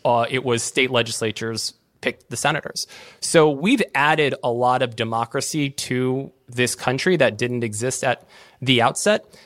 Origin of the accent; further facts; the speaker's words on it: Maryland, United States; my home state of Maryland